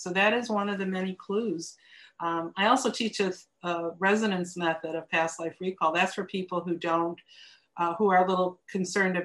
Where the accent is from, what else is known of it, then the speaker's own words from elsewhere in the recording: Chicago, Illinois, United States; moved away as an adult; also born or lived in Virginia / Boston; I grew up in Chicago, south side of Chicago